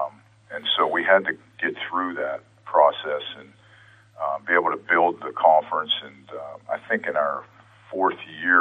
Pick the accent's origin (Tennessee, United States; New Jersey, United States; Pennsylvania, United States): Pennsylvania, United States; Pittsburgh; in my hometown